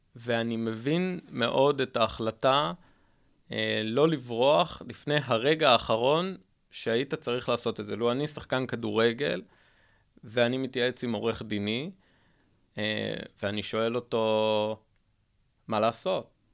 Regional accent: Israel; אני מדבר רגע כישראלי

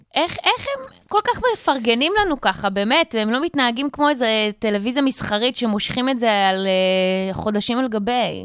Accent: South Africa; now in Israel; נולדתי במדינה בדרום אפריקה, אני לא עכשיו אה, דוברת אנגלית פרפקט

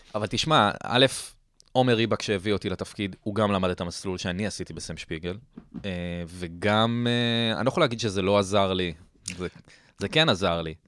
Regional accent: Herzliya, Tel Aviv District, Israel; also born or lived in Ra'anana; גדלתי ברעננה. אבל כ-, כזה, נ-, נולדתי בתל אביב, אה, אחר כך עברנו להרצליה, הייתי שם עשר שנים, ואז מגיל חמש עשרה אני ברעננה

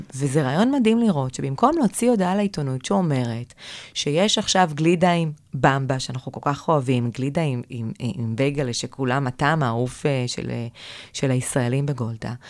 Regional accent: Kiryat Gat, Southern District, Israel; moved away as an adult; also born or lived in Tel Aviv; בתור ילדה גדלתי בקריית גת

